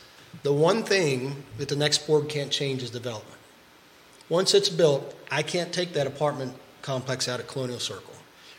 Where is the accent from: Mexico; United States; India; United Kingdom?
United States; Fluvanna County, Virginia; I grew up in Fluvanna County. I love Fluvanna County.